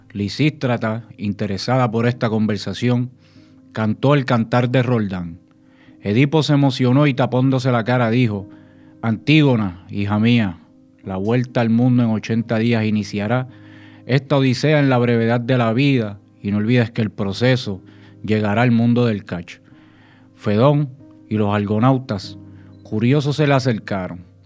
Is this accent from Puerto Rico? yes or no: yes; San Juan, Puerto Rico; also born or lived in Santo Domingo, Dominican Republic; yo me crío en Santurce, en Barrio Obrero. Este, soy padre de inmigrantes dominicanos, yo mismo soy dominicano, nací en Santo Domingo y a la edad de seis años pues llegó a Puerto Rico